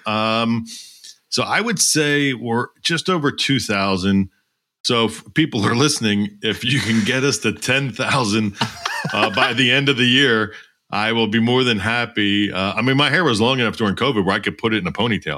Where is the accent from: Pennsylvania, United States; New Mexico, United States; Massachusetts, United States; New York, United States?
Pennsylvania, United States; Doylestown; I grew up in Doylestown, Pennsylvania, uh, which is about forty minutes north of Philadelphia